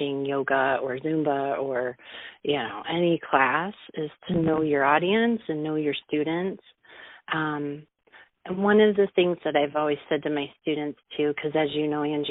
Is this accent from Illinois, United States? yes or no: yes; Moline, Illinois, United States; also born or lived in Arizona; Born and raised in Moline